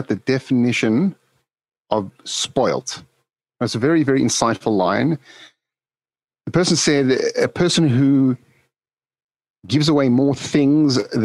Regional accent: South Africa; moved away; As a young kid growing up in South Africa

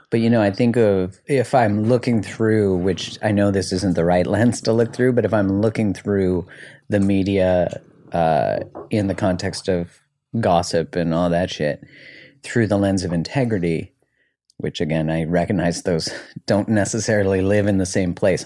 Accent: Canada; now in United States; I'm Canadian

